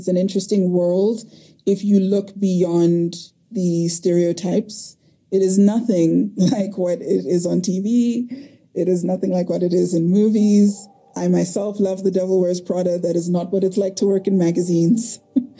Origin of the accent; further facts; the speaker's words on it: Lesotho; So I grew up in Lesotho, which was very interesting.